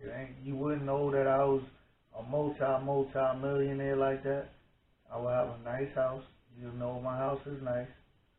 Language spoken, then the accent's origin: English; Mount Vernon, New York, United States; moved away; Growing up in Mount Vernon